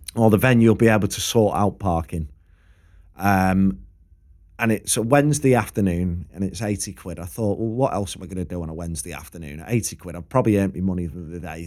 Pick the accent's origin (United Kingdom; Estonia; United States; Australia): United Kingdom; Preston, North West England; I'm from Preston.